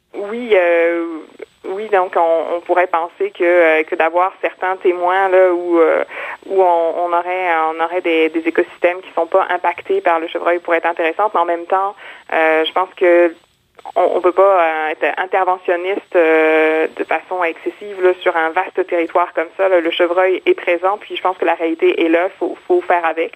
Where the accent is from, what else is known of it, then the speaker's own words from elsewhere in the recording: Quebec, Canada; en tant que Québécois